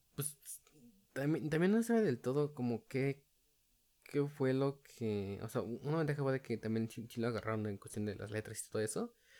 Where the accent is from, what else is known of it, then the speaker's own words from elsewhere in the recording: State of Mexico, Mexico; yo soy alguien del Estado de México